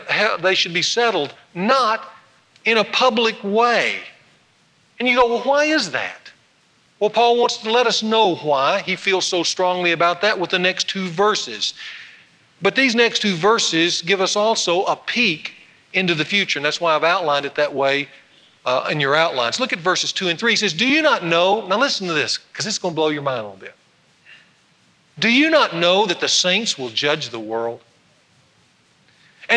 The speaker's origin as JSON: {"language": "English", "region": "North Louisiana", "country": "United States", "tie": "born or raised there", "moved": "yes", "said": "go down to my hometown where I grew up and watch one of my best high school friends get installed as the second district judge over in North Louisiana"}